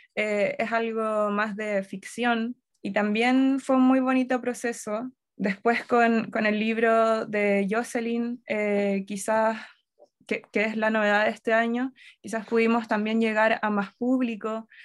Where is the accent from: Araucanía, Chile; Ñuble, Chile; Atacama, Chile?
Ñuble, Chile; Yungay; moved away; also born or lived in Concepción / Santiago; yo eh, crecí en Yungay, luego me fui a vivir a Concepción, y después ya de adulta vivía en Santiago